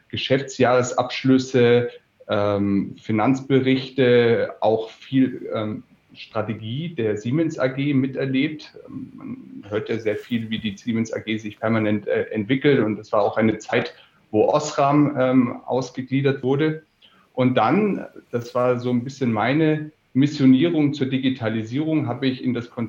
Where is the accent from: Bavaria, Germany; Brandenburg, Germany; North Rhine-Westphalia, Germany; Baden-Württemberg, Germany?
Bavaria, Germany; Erlangen; born there; Ich bin in Erlangen geboren und Erlangen ist, weiß nicht, ob das die Hörer kennen, Erlangen ist eine Medizinstadt.